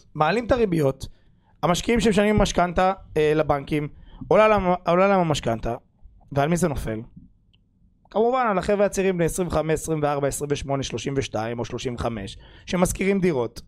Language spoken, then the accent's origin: Hebrew; Rishon LeZion, Central District, Israel; אני גדלתי ברוביץ', אחלה שכונה.